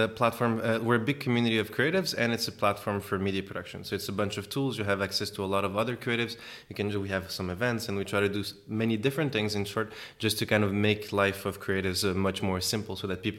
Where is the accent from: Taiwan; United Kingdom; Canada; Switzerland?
Switzerland; also born or lived in Mozambique; I'm from Switzerland as well, Switzerland and Mozambique. We started in Switzerland